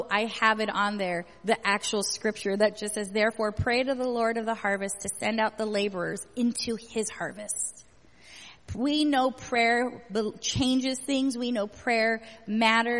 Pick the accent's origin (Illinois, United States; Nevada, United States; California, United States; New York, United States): California, United States; moved away; I grew up in California